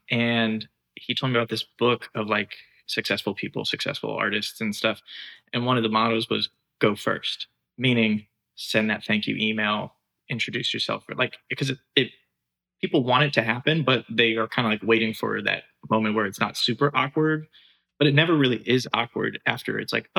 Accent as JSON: {"language": "English", "region": "Michigan", "country": "United States", "tie": "born there", "said": "I've moved around quite a bit, but right now I'm living in Detroit. And I was oh, that's cool. I was born in Michigan."}